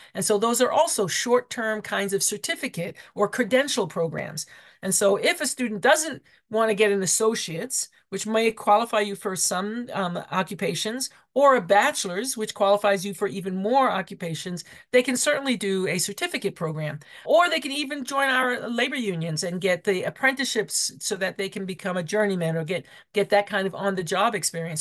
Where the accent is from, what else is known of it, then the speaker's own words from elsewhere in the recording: New York, United States; now in Colorado, United States; I'm from New York